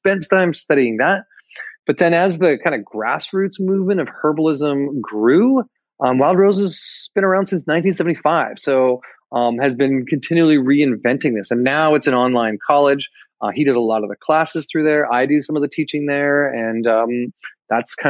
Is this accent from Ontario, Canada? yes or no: no; Calgary, Alberta, Canada; moved away; I was born in Alberta, in Calgary, actually, originally